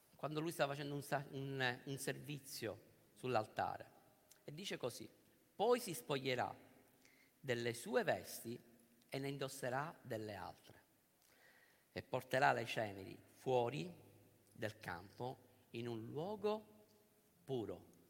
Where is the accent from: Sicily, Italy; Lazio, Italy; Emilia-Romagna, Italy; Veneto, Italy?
Sicily, Italy; noi che siamo siciliani e che ci troviamo qua a Roma